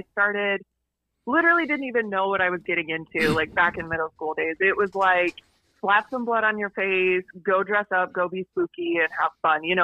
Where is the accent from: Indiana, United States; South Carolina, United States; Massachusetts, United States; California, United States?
Indiana, United States; moved away; I was from Indiana.